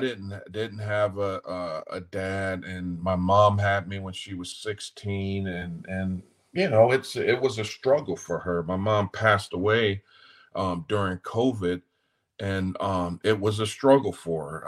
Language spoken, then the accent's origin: English; Los Angeles, California, United States; moved away as an adult; also born or lived in Greenville, North Carolina; now in Nashville, United States; I was born and raised in South Central, um, in South Central LA.